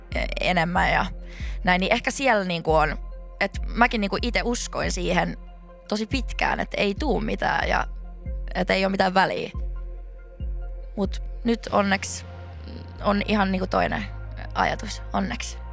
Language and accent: Finnish; Laihia, Ostrobothnia, Finland; also born or lived in Vaasa, Finland / Seinäjoki, Finland / Lahti, Finland; now in Helsinki, Finland; Pohjanmaalta. Mä oon niinku Vaasasta alun perin, sitten muutin semmoiselle pienelle paikkakunnalle siihen viereen kuin Laihia